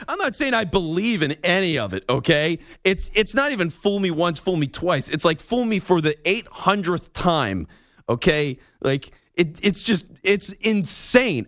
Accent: Philadelphia, Pennsylvania, United States; I'm in Philly. I'm from Philly

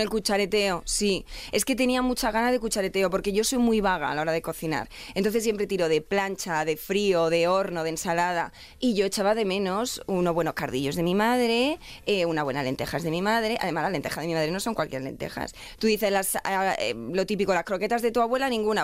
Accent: Lucena, Andalusia, Spain; now in Madrid, Spain; yo soy de Córdoba, de Lucena, y como buena andaluza

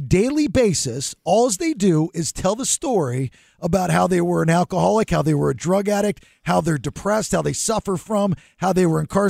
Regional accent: Georgia, United States; I'm a redneck from Georgia

